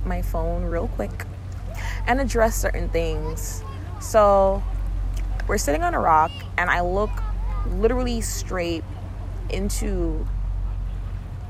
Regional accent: Guyana; I'm from Guyana. I'm from Caribbean descent

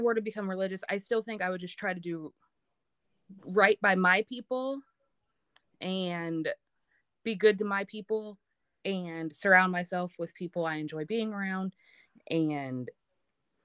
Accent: Maryland, United States; moved away; I grew up back in Maryland

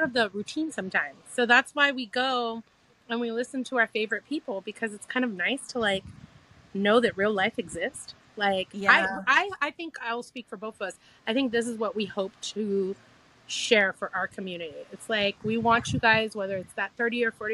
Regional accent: California, United States; my home state of California

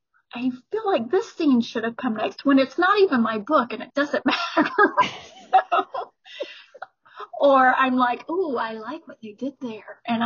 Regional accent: Alabama, United States; moved away; I'm from Alabama originally.

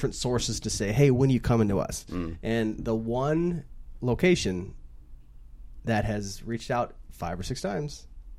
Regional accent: St. Louis, Missouri, United States; now in Los Angeles, United States; I'm from St. Louis. Yeah. I don't want to live in LA forever.

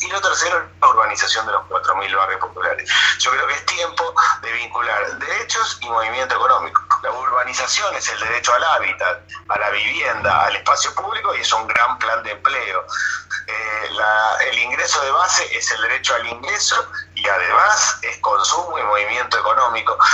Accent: Castelar, Buenos Aires Province, Argentina; Yo soy de Castelar, soy del Partido de Morón, del conurbano, nací lejos de Boedo

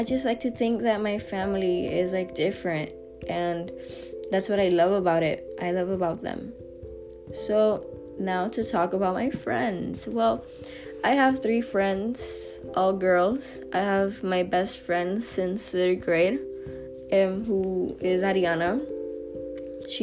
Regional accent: San Juan, Puerto Rico; I'm from Puerto Rico, specifically San Juan. I love where I live

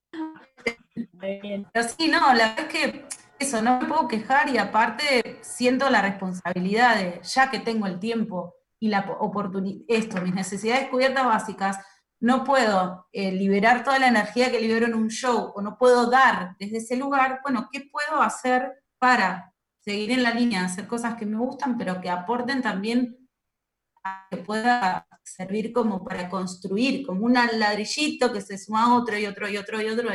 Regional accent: western Greater Buenos Aires, Buenos Aires Province, Argentina; moved away as an adult; now in Buenos Aires, Argentina; son del conurbano oeste, que es de donde soy yo.

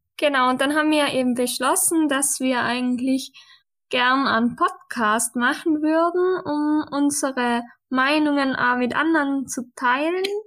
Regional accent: western Austria, Austria; ich komme aus Österreich, wie auch der Tobias, aber vom Westen Österreichs.

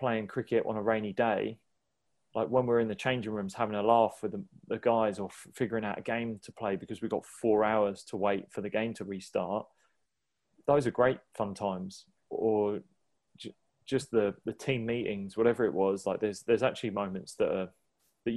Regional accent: Sussex, South East England, United Kingdom; Sussex is like close to my heart, and it's the home I came from. I was born in Sussex

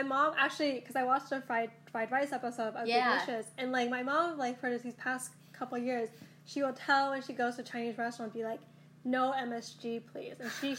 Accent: Scotland, United Kingdom; also born or lived in Taiwan / Boston, United States; because I was born in Taiwan, and then I was raised partly in Boston, but also partly in Scotland, especially in my formative years in Scotland.

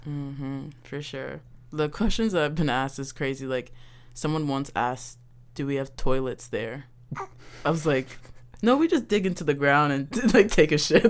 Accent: Baltimore, Maryland, United States; I'm from Baltimore, and I grew up in Baltimore

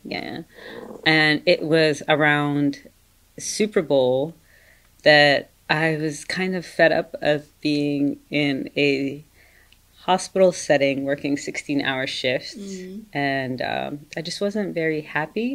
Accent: Dubai, United Arab Emirates; moved away as an adult; also born or lived in Maryland, United States; now in United States; I was born and raised in Dubai, and I came to America actually in December of 2008.

